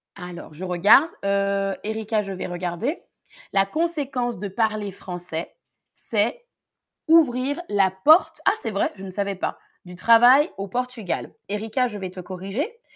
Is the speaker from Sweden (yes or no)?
no; Paris region, Île-de-France, France; j'ai grandi en région parisienne en France, près de Paris